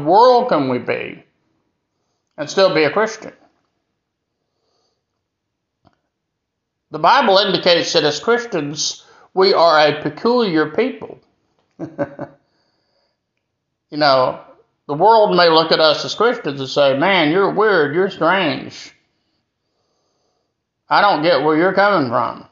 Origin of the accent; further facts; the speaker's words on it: Greenville, South Carolina, United States; my hometown of Greenville, South Carolina